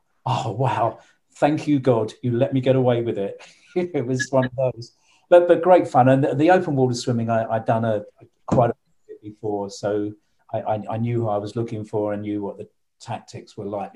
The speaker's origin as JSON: {"language": "English", "region": "London", "country": "United Kingdom", "tie": "born or raised there", "said": "London, it's my hometown"}